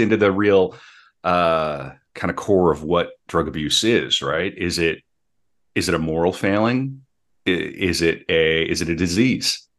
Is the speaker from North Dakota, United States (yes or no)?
yes; North Dakota, United States; growing up in North Dakota, uh, my great aunt and great uncle helped raise me.